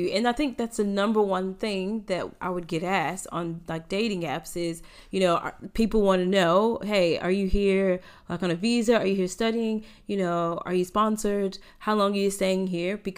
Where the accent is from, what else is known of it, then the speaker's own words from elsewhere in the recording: United States; now in Australia; as an American